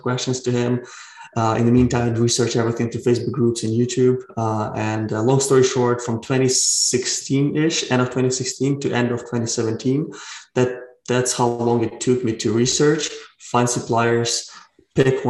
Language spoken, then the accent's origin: English; Ukraine; now in Vancouver, Canada; I'm originally from Ukraine, but I live in Vancouver, Canada.